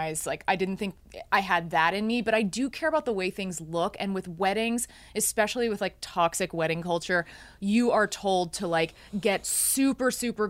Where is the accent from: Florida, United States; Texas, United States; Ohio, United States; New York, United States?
Texas, United States; I didn't grow up religious and I grew up in Texas.